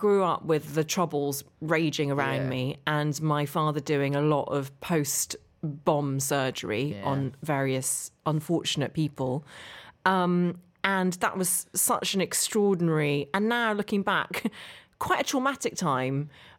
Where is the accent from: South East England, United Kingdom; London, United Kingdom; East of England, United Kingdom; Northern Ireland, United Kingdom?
Northern Ireland, United Kingdom; Derry; You can't hear it in my accent, but I actually grew up just outside Derry.